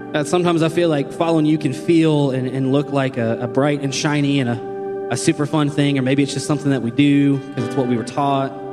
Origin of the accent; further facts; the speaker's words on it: Shelbyville, United States; moved away as an adult; now in Columbus, United States; I was born and raised here in Shelbyville